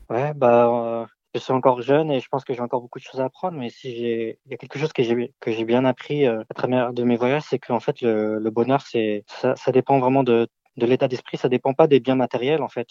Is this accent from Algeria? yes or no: no; France; je suis né ici en France euh, de parents d'origine chinoise.